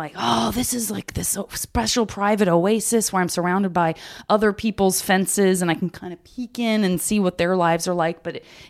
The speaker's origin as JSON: {"language": "English", "region": "Arizona", "country": "United States", "said": "Me too. I'm from Arizona."}